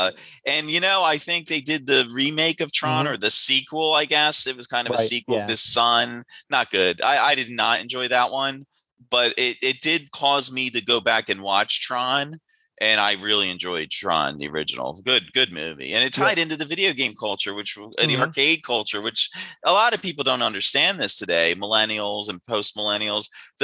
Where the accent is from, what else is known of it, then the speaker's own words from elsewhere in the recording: outside of Philadelphia, Pennsylvania, United States; growing up outside of Philadelphia